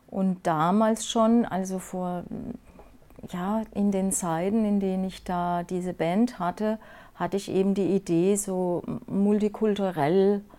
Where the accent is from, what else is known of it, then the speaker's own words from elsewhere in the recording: Rhineland-Palatinate, Germany; ich komme aus dem Pfälzer Wald ne, und ja. Ah. bin aufgewachsen im Wald. Ich bin also ein echtes äh, Wald, ein Waldmensch